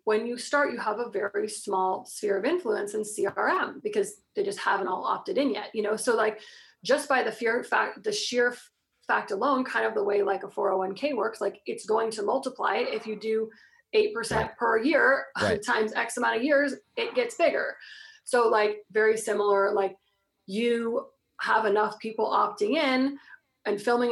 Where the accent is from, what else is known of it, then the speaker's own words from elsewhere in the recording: Florida, United States; I'm from Florida. So, of course, I was like wearing like some, you know, big old hoodie because we don't have like jackets and stuff